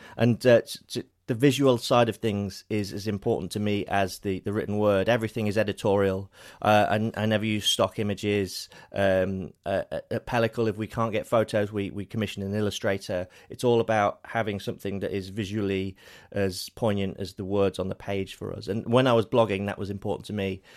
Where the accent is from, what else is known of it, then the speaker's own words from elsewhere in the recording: Lincolnshire, East Midlands, United Kingdom; moved away as an adult; now in London, United Kingdom; we're both from Lincolnshire in the U K. I've lived in London for fifteen years